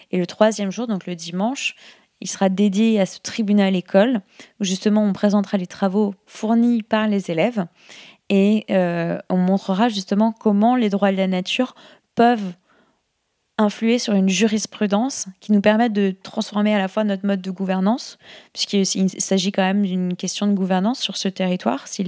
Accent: France; Et comme on est français, je pense que ça peut intéresser les gens en France de, se, de, travailler sur ces questions-là.

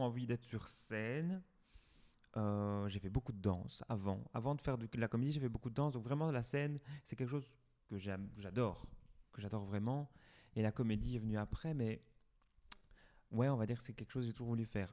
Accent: Ath, Wallonia, Belgium; also born or lived in Brussels; Je suis né à Hatt, j'ai grandi ici, je suis allé à l'école ici

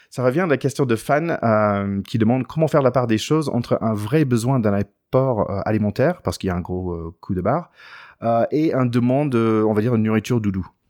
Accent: United States; en tant qu'Américain

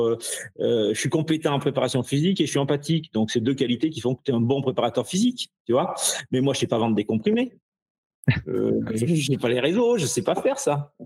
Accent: Ardèche, Auvergne-Rhône-Alpes, France; je viens d'Ardèche, je suis un petit, je suis qu'un petit Ardéchois

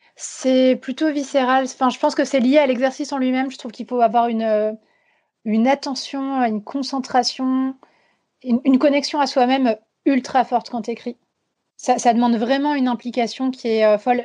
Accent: Vosges, Grand Est, France; moved away; j'ai grandi dans les Vosges

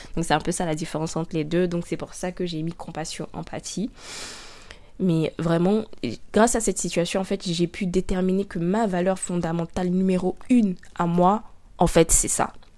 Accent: Abidjan, Côte d’Ivoire; Je suis noire, africaine, ivoirienne. Je suis née à Abidjan, en Côte d'Ivoire

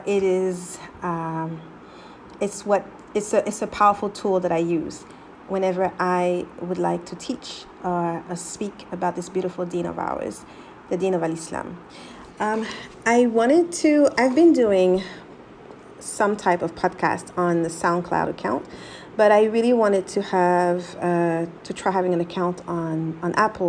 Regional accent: Abidjan, Côte d’Ivoire; born there; I said back because I was born in Ivory Coast, Abidjan, actually.

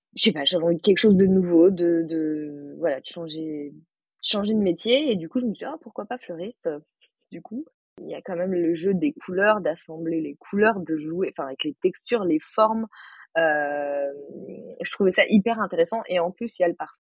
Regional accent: Paris, Île-de-France, France; moved away as an adult; now in Chambéry, France; je suis parisienne

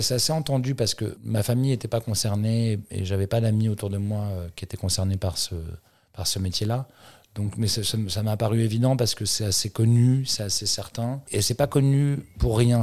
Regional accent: Paris, Île-de-France, France; j'ai grandi à Paris

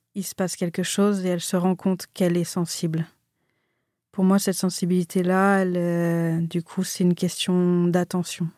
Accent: Marseille, Provence-Alpes-Côte d'Azur, France; also born or lived in Annecy; moi je suis née à Annecy. je suis arrivée à Marseille, j'avais 6 ans.

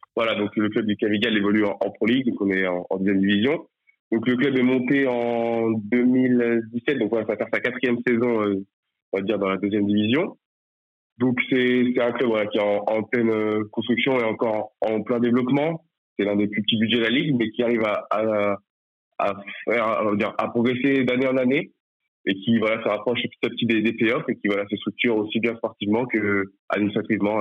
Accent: Nantes, Pays de la Loire, France; now in Nice, France; je suis nantais à la base

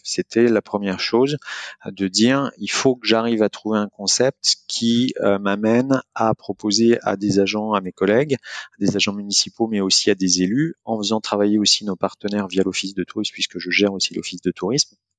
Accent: Angers, Pays de la Loire, France; angevin d'origine

